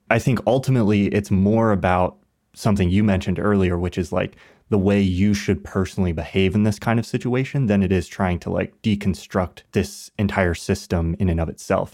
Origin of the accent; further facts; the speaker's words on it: United States; growing up in America